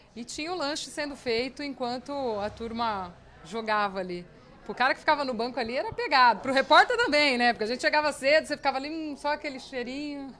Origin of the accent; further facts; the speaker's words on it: Araraquara, São Paulo, Brazil; sou nascida em Araraquara